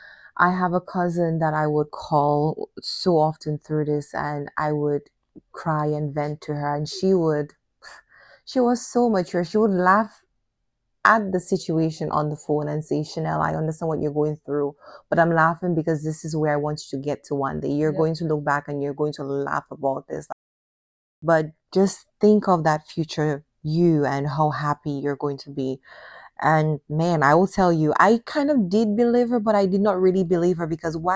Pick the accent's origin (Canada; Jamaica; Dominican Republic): Dominican Republic; I'm coming from Dominican culture with a different mindset and definitely a different expectation as well